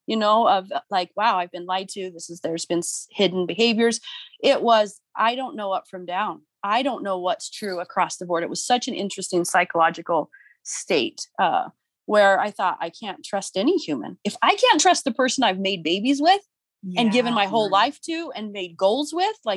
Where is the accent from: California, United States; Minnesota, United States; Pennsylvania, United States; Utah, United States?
Utah, United States; St. George; also born or lived in Spain / Hawaii / Provo, Utah; I was born and raised in St. George, Utah